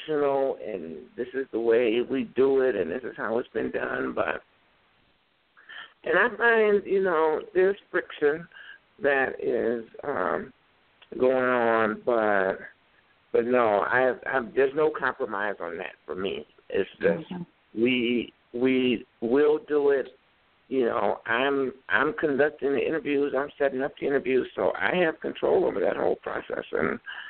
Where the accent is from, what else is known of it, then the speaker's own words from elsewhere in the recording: Chicago, Illinois, United States; moved away as an adult; now in Minneapolis, United States; I grew up in Chicago